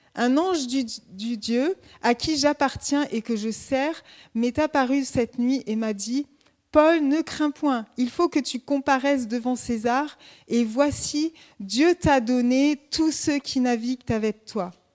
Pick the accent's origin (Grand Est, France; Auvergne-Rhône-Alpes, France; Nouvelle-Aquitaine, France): Auvergne-Rhône-Alpes, France; Grenoble; now in Dijon, France; je viens de la montagne, je suis grenobloise